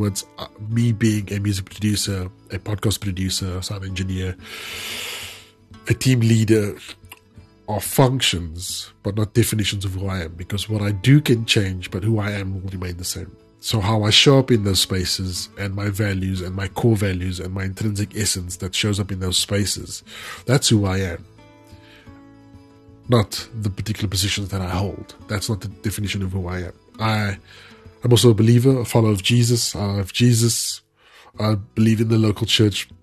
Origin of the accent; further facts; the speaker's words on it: South Africa; I'm a South African